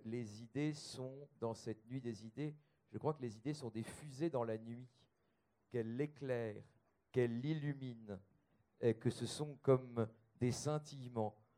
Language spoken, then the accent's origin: French; the North, Hauts-de-France, France; moi aussi, je suis du Nord